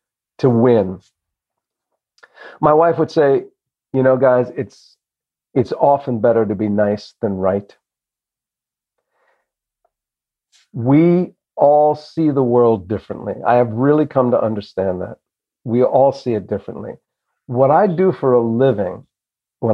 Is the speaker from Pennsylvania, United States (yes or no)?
no; New Jersey, United States; also born or lived in Boston; when I was a younger kid growing up in Jersey